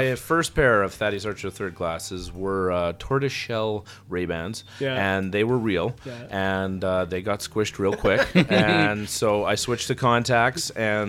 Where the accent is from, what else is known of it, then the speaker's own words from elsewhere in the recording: Edmonton, Alberta, Canada; also born or lived in Vegreville, Alberta; We're Edmonton boys. Even though I didn't grow up in Edmonton, I was born in Edmonton, lived for a period of time, went to a small town, immediately came back to Edmonton.